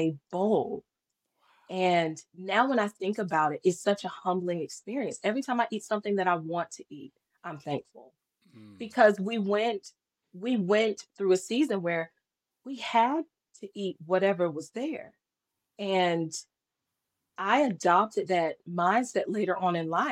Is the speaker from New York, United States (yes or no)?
no; North Carolina, United States; also born or lived in Fayetteville, North Carolina; I am from North Carolina